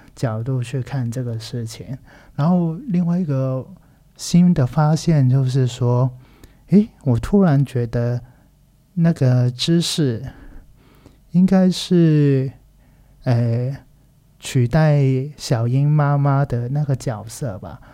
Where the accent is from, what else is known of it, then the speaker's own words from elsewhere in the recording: Macau; Chinese is a second language; also born or lived in Taiwan; 其实是我是来自澳门的一个人，然后大学跟有念过一下硕士，然后都在台湾念书的。然后现在人呢，在澳门当一个小导演，然后也有一些教课的一些工作